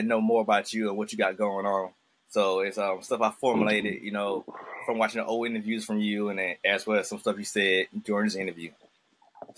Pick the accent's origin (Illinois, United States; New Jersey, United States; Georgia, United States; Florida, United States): Georgia, United States; Augusta; I'm from Augusta, you know, but I grew up in the black part of town, and my folks moved me to the white side